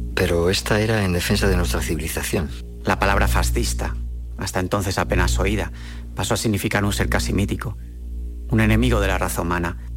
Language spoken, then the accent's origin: Spanish; Madrid, Community of Madrid, Spain; moved away as an adult; now in Seville, Spain; yo soy de Madrid y yo vine aquí hace un año y medio